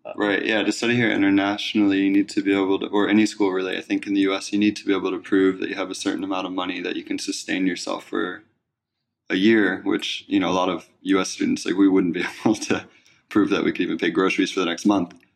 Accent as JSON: {"language": "English", "region": "East Coast", "country": "United States", "moved": "yes", "said": "I'm originally from the East Coast"}